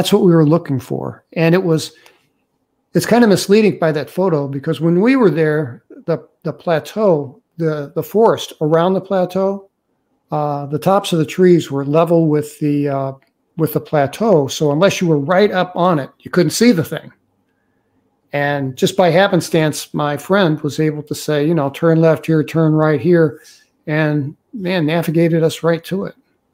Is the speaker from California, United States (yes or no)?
no; St. Louis, Missouri, United States; moved away as an adult; I'm a city kid. I'm from St. Louis, Missouri